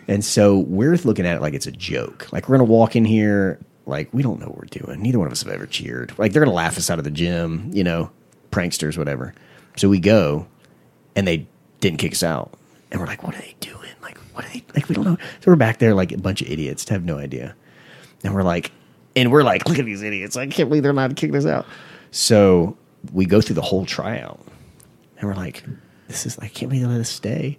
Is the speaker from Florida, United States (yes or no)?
yes; Panama City, Florida, United States; I'm from Panama City, Florida.